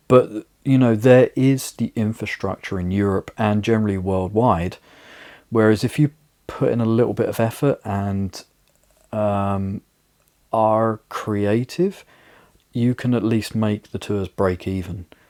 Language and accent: English; United Kingdom; now in Riga, Latvia; my hometown in the UK